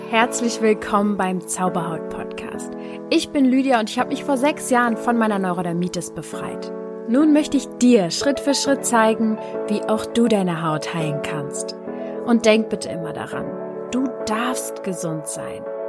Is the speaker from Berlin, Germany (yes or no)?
yes; Berlin, Germany; ich komme aus Berlin